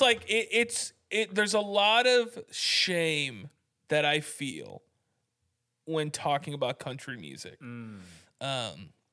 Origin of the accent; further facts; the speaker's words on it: United States; I'm an American.